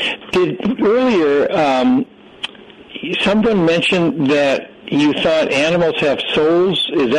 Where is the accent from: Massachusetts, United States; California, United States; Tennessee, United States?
Massachusetts, United States; Arlington; also born or lived in Boston, Massachusetts; I was born in Boston, where you park your car on Harvard Yard. and grew up in Arlington, Massachusetts.